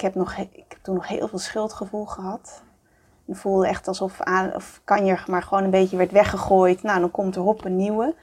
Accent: Amsterdam, North Holland, Netherlands; ik kom uit Amsterdam, daar ben ik geboren

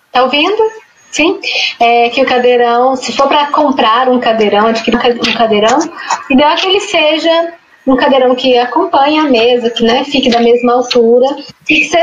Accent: Brazil; Como boa brasileira

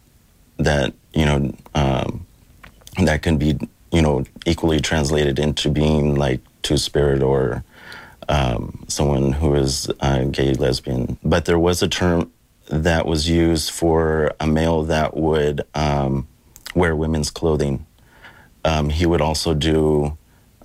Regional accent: Sebastopol, California, United States; also born or lived in Kashaya / Upper Lake / Bodega Bay / Round Valley; I'm from the Ahjahjai people, the Pomo people. From Sebastopol

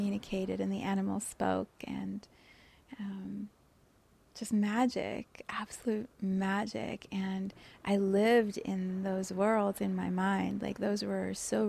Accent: Johannesburg, Gauteng, South Africa; also born or lived in Cape Town, South Africa; So I was born in South Africa, in Cape Town, and then we moved to Johannesburg

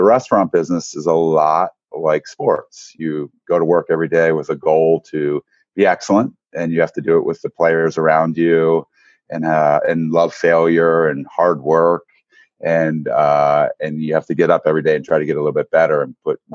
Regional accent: Eastern Shore of Maryland, United States; I grew up on the Eastern Shore of Maryland

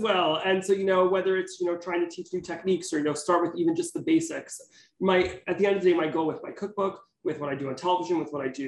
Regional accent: Teaneck, New Jersey, United States; moved away as an adult; also born or lived in Manhattan, New York; now in New York City, United States; I'm from Teaneck, New Jersey. I currently live in Manhattan.

